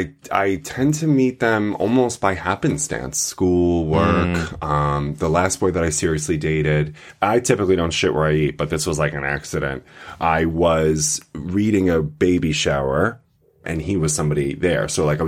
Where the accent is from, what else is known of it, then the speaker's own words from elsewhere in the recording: New York, United States; I feel so connected to Jews because I'm from Long Island.